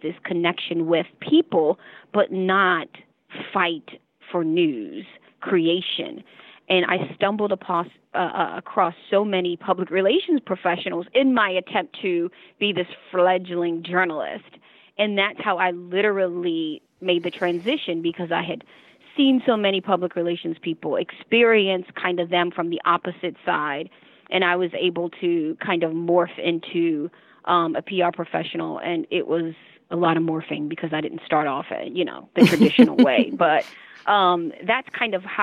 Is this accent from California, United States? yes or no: no; Baltimore, Maryland, United States; We grew up in Baltimore, still live in Baltimore